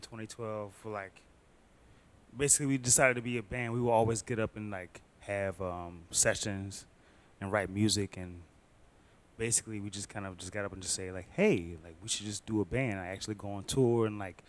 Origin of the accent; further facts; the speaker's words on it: Petersburg, Virginia, United States; also born or lived in Chesterfield, Virginia / West End, Richmond, Virginia; I was born and raised in Petersburg. I grew up okay. in Chesterfield